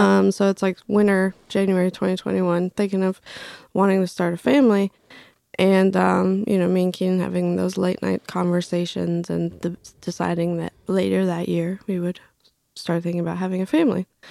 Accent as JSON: {"language": "English", "area": "Craven County", "region": "Eastern North Carolina", "country": "United States", "tie": "born or raised there", "also_born_or_lived": "Bolivia", "said": "I grew up in Craven County, Eastern North Carolina"}